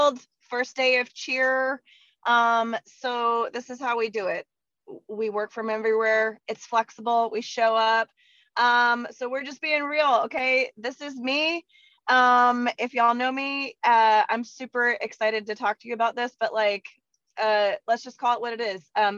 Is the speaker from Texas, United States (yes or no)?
yes; Texas, United States; I'm from Texas